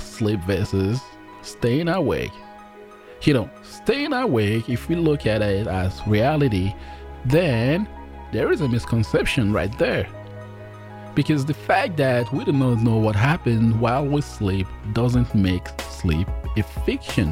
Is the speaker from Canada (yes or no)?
no; Nigeria; I'm Nigerian as well.